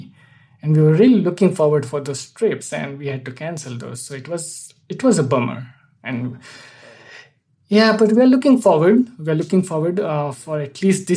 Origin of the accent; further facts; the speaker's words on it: India; moved away as an adult; also born or lived in Boston, United States / New York, United States; now in Fort Mill, United States; I'm originally from India